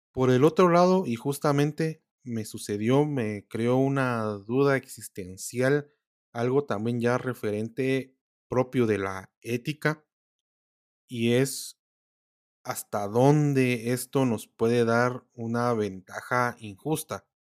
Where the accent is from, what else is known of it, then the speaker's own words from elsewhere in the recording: Guatemala; los que somos de Guatemala